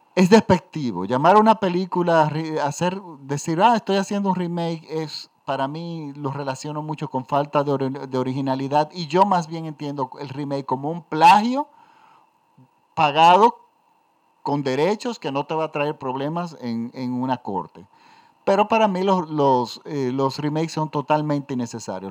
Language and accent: Spanish; Dominican Republic; en mi país, en República Dominicana.